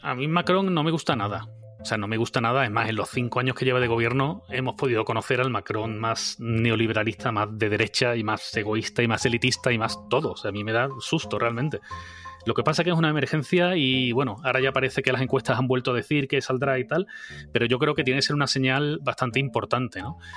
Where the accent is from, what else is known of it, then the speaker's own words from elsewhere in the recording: Spain; habiendo vivido toda la vida en España